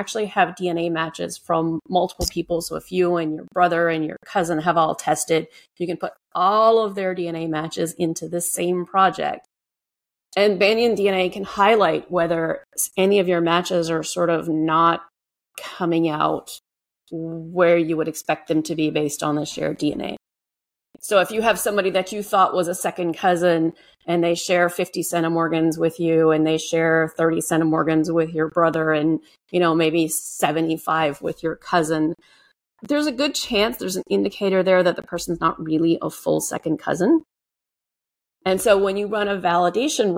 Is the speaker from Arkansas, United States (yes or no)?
no; Cajun, Louisiana, United States; I'm Cajun. Cajuns are the Southern Louisiana French culture who originally came from Nova Scotia.